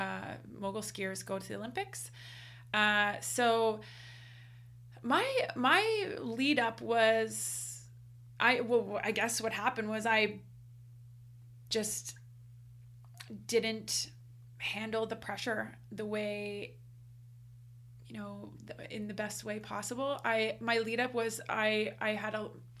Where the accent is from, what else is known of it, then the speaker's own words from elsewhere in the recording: Canada; in Canada here, we competed a lot. I mean, we are Canadian after all